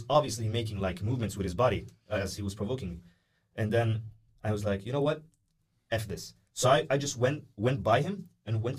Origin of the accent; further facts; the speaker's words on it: Norway; born there; yeah born, I was, I was born here in Norway.